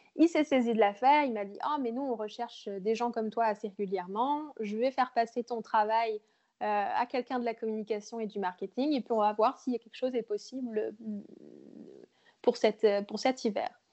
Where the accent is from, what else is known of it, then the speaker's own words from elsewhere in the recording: Bourges, Centre-Val de Loire, France; moved away as an adult; also born or lived in Montreal, Canada; now in Quebec City, Canada; je viens du Berry en France, à Bourges. Et ça fait quatre ans que je suis maintenant au Québec